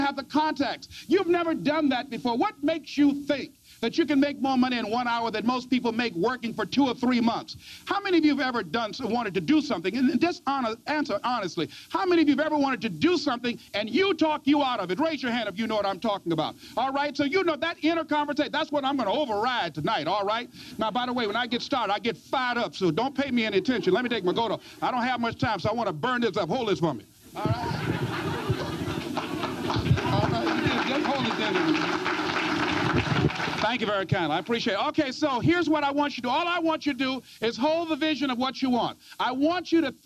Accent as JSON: {"language": "English", "town": "Miami", "region": "Florida", "country": "United States", "tie": "born or raised there", "said": "I was born in Liberty City"}